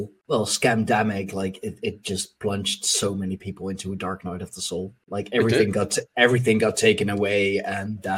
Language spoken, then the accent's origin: English; Netherlands; I'm Dutch